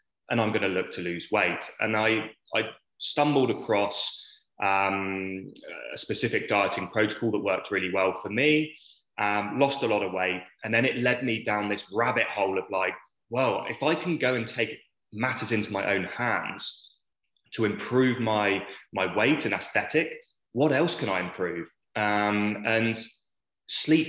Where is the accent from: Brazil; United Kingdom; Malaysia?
United Kingdom; England; accent: British; moved away as an adult; now in Australia; I grew up in a small town in England